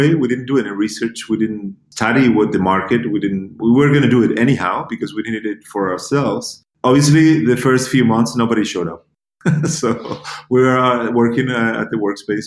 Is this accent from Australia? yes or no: no; Gran Canaria, Canary Islands, Spain; moved away; also born or lived in United States / Germany; I was born and raised in Gran Canaria